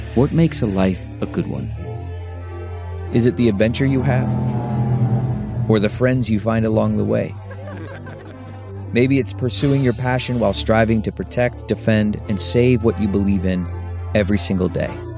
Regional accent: Michigan, United States; we're from Michigan

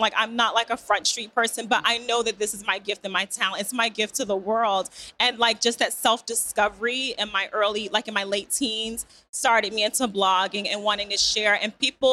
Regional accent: Newark, New Jersey, United States; I grew up in Newark, New Jersey.

